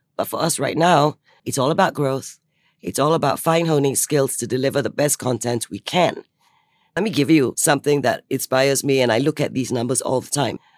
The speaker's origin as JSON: {"language": "English", "country": "Singapore", "said": "I'm Singaporean"}